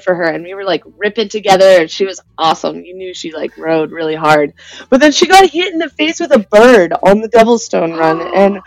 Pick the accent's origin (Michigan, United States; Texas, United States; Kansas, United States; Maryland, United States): Texas, United States; College Station; also born or lived in Bali, Indonesia; now in Las Vegas, United States; grew up in Central Texas, College Station area